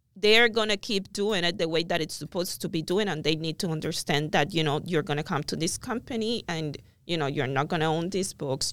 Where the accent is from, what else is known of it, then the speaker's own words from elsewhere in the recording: Cuba; moved away as an adult; also born or lived in Miami; now in United States; I'm original from Cuba, came to the United States in two thousand